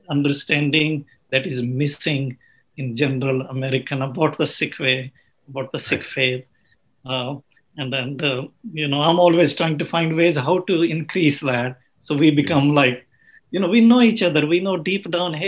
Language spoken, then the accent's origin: English; Uganda; also born or lived in England; now in United States; I was born in Africa